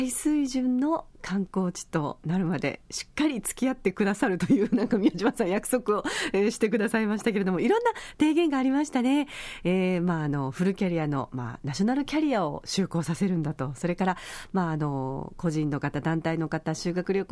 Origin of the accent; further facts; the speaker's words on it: Yaese, Okinawa, Japan; 私の地元であります、八重瀬町での公演